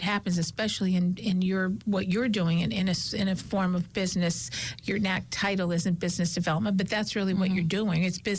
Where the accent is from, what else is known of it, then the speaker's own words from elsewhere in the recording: United States; we grew up in West Side.